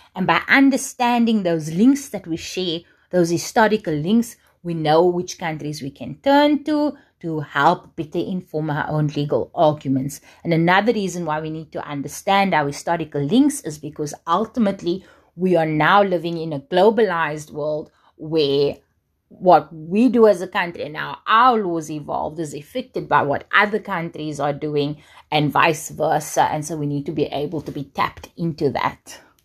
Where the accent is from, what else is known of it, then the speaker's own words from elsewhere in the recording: South Africa; as South African scholars